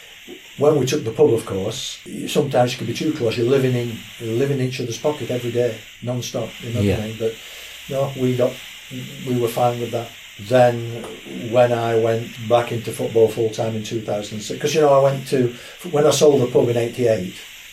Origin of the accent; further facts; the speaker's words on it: Burnley, North West England, United Kingdom; now in Sheffield, United Kingdom; My family's from Burnley. I was born in Burnley. I mean, if you go back right to my granddad's family, they must have come. They came down from Scotland working on the rail lines.